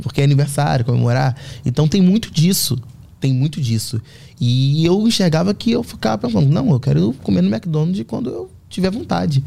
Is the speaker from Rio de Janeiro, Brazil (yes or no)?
yes; Rio de Janeiro, Brazil; moved away; A Fazenda Botafogo, onde, onde eu cresci, é um bairro muito pequeno